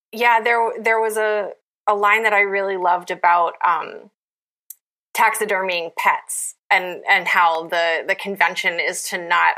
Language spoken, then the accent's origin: English; Appalachia, United States; I'm from Appalachia